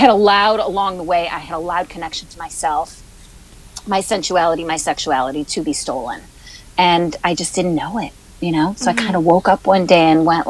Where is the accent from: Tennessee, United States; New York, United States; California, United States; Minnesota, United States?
New York, United States; Buffalo; I am originally from Buffalo, New York.